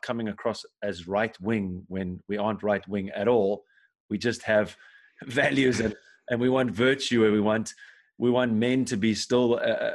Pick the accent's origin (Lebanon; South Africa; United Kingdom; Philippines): South Africa; now in Germany; I'm from South Africa